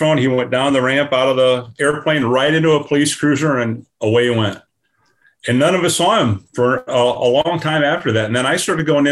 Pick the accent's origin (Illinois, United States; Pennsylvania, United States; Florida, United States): Illinois, United States; moved away as an adult; also born or lived in Columbus, Ohio; I was born and raised in Illinois.